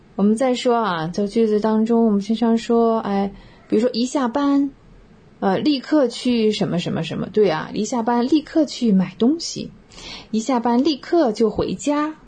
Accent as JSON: {"language": "Chinese", "country": "China", "said": "我们中国人是孜孜不倦啊"}